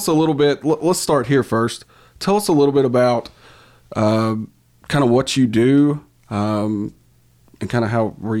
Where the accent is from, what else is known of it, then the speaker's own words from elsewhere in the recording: Fern Creek, Kentucky, United States; Jimmy and I, we grew up together in the Fern Creek area.